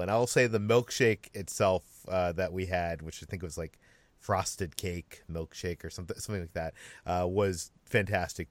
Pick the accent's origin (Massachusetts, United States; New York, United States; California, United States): Massachusetts, United States; Uno's is a chain from the East Coast that I grew up with in Massachusetts.